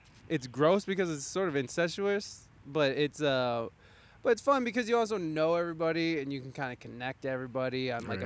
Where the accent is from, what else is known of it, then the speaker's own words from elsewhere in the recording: Toledo, Ohio, United States; I had that same restlessness growing up in the city. I mean, even though Toledo's a city